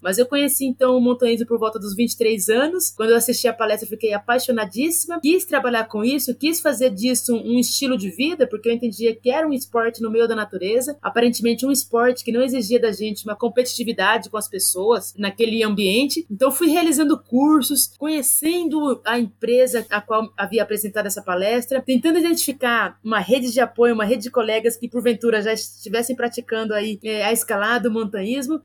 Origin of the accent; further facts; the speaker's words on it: Campinas, São Paulo, Brazil; na região onde eu nasci e onde eu vivo até hoje, a periferia da cidade de Campinas